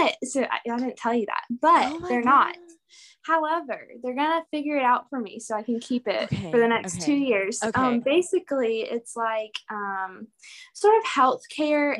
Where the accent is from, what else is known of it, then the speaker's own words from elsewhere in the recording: Auburn, Alabama, United States; I'm from Auburn, War Eagle